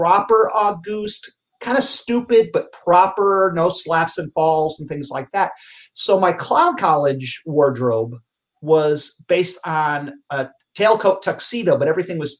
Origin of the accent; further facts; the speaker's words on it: Naugatuck, Connecticut, United States; my hometown, Naugatuck, Connecticut